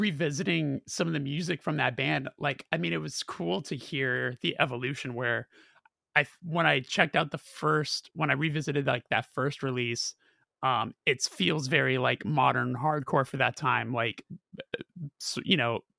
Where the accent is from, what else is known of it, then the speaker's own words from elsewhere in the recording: California, United States; dude, I'm from California.